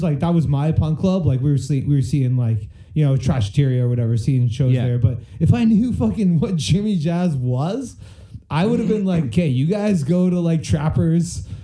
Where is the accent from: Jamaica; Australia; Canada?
Canada; Burlington, Ontario; growing up in Burlington